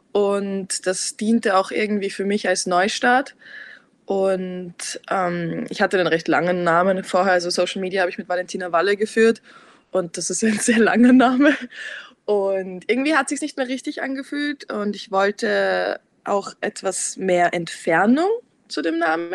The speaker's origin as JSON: {"language": "German", "region": "Vienna", "country": "Austria", "tie": "born or raised there", "also_born_or_lived": "Lower Austria", "said": "ich bin in Niederösterreich geboren, aber bin seit ich fünf bin in Wien."}